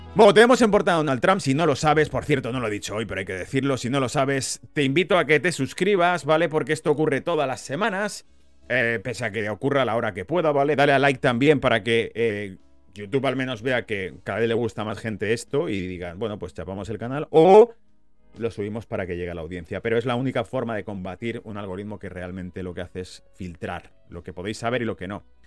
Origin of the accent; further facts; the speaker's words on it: Spain; now in United Kingdom; como español viviendo en la pérfida Albion